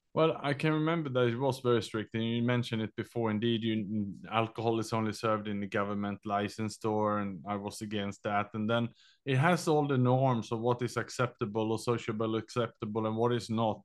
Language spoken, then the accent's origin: English; Sweden; English is a second language; moved away as an adult; also born or lived in Australia / London / Vietnam; now in Southeast Asia; I was born in Sweden. I was educated in Australia, and then I lived and worked in Southeast Asia last twenty years.